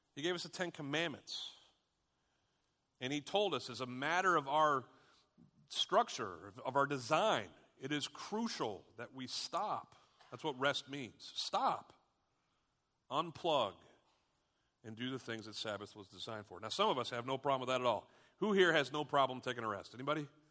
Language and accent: English; United States; We as Americans